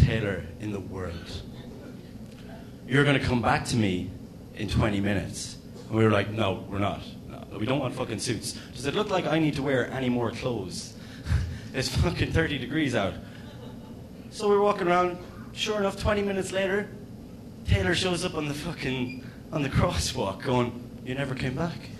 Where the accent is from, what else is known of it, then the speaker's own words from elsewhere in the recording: Ireland; as an Irishman